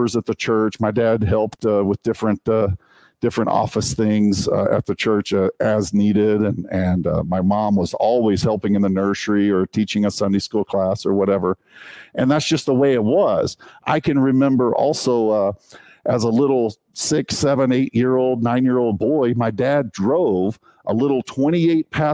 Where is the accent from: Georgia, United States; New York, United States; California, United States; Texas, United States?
Texas, United States; moved away as an adult; also born or lived in China / Philippines; I was born and raised in Texas. I'm a Texan.